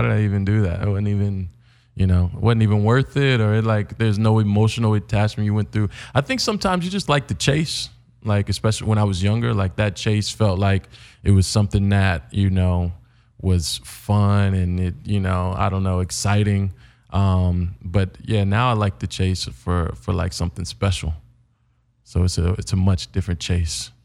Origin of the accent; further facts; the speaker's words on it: Indiana, United States; now in Los Angeles, United States; coming from Indiana